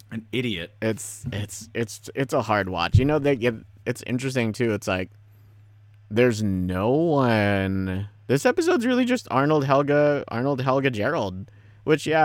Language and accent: English; Philippines; I am Filipino, so there's you have that.